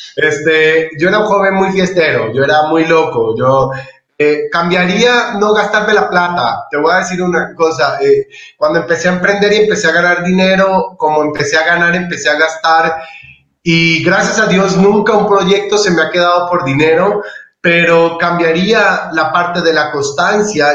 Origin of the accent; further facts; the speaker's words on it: Colombia; now in Ecuador; yo soy colombiano, pero soy de corazón ecuatoriano.